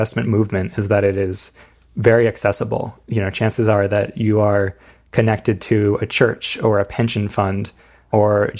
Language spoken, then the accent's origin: English; United States; moved away as an adult; I'm from right near New York City